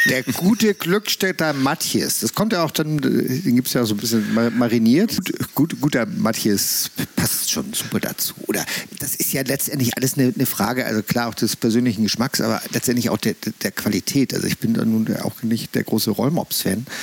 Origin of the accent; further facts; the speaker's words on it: Hamburg, Germany; born there; moved away; Als ich als gebürtiger Hamburger mal nach Schleswig-Holstein zog, mhm. in den 80ern und in irgendwelchen angeblich guten Dorfgasthöfen gegessen habe.